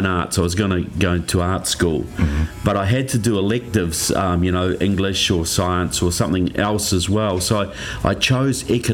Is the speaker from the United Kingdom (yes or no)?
no; New Zealand; I grew up in New Zealand, which is right in the bottom of the South Pacific.